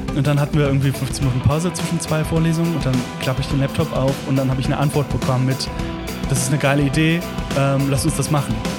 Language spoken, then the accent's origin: German; Langenfeld, North Rhine-Westphalia, Germany; moved away as an adult; ich komme ja aus Langfeld, das ist ja Melle 2 quasi.